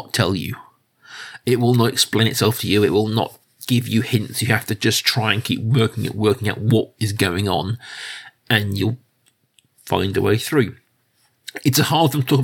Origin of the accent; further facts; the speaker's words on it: United Kingdom; I'm a British person. Our life is dominated by period films. It is our main export as a nation these days